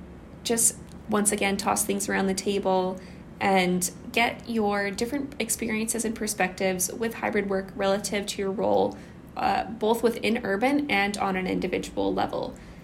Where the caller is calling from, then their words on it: Kamloops, British Columbia, Canada; I would also like to acknowledge that I'm calling in from Kamloops, which is the traditional unceded territory of the Kamloops to Tshwetmek people.